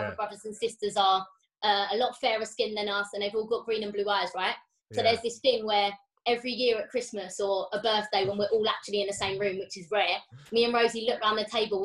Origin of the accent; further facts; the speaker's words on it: Enfield, London, United Kingdom; also born or lived in Florida; we're two girls from Enfield